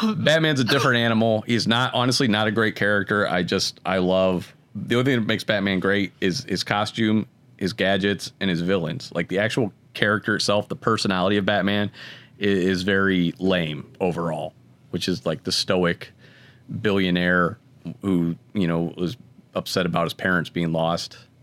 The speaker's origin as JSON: {"language": "English", "town": "Akron", "region": "Ohio", "country": "United States", "tie": "born or raised there", "said": "I grew up in Akron."}